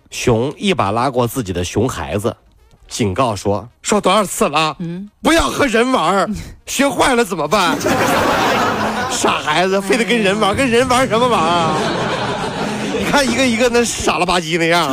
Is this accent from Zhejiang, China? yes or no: yes; Ningbo, Zhejiang, China; 我是宁波人啊